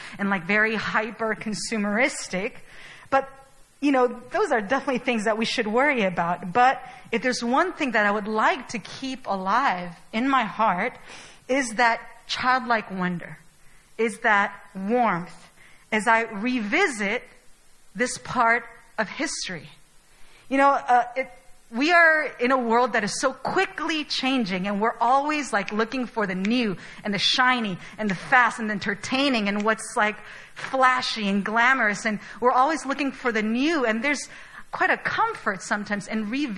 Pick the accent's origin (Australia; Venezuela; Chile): Chile; now in Seoul, South Korea; I was born and raised in Chile